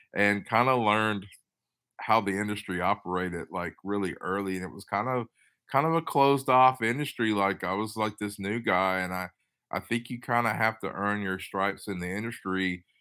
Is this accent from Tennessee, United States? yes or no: yes; Tennessee, United States; also born or lived in Los Angeles, California / Boston; I'm from Tennessee, but I worked in California, Los Angeles, and Boston for a little bit